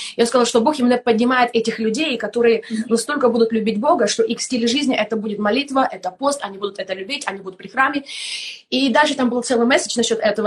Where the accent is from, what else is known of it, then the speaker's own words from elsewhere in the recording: Kramatorsk, Donetsk Oblast, Ukraine; moved away; also born or lived in Germany / Estonia; я сама из Донецкой области, город Краматорск